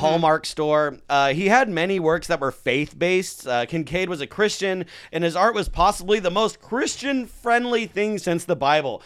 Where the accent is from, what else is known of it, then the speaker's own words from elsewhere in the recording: Santa Clarita, California, United States; my hometown, Santa Clarita